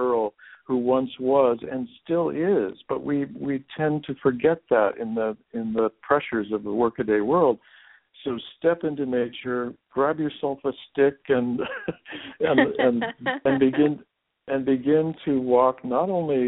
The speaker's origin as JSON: {"language": "English", "town": "Seattle", "region": "Washington", "country": "United States", "tie": "born or raised there", "said": "my boyhood years in growing up in Seattle, Washington"}